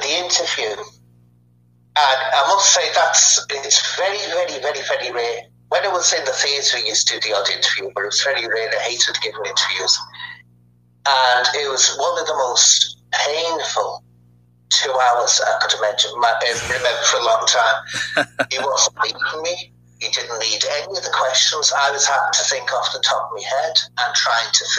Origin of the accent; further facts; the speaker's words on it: Liverpool, North West England, United Kingdom; me and Sean come from the same county, Merseyside, and he comes from the Wirral, and I come from Liverpool.